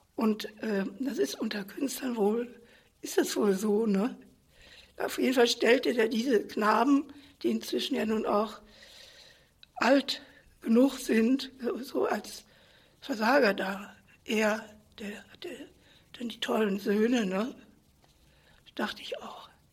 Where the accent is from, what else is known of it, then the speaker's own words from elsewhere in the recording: Germany; also born or lived in Paris; die wollten mich als Deutsche ein bisschen erziehen